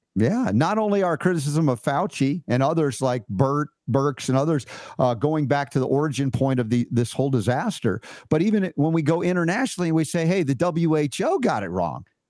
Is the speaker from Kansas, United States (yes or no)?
no; Georgia, United States; I grew up 30 years in Georgia